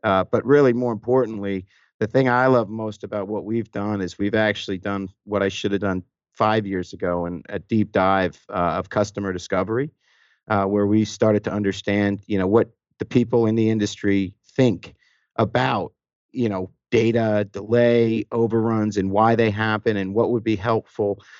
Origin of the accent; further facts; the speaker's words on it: New York, United States; moved away as an adult; now in Atlanta, United States; I was born and raised actually in New York